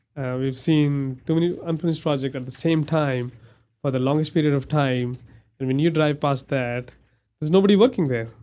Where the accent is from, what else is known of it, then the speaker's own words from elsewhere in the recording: India; now in Amarillo, United States; I'm from India and my religion is Hindu